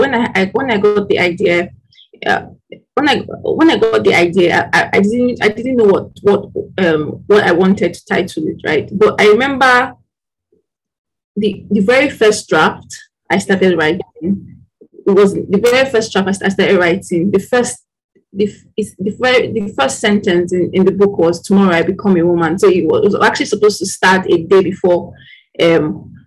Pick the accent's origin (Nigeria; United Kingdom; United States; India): Nigeria; as a Nigerian